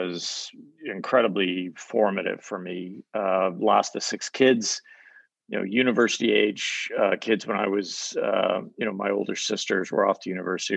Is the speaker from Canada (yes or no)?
yes; Canada; I grew up in Canada, half my family's American, half Canadian